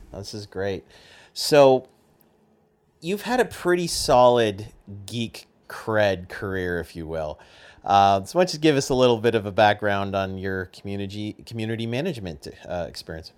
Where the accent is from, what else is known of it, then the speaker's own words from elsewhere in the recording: Canada; I'm Canadian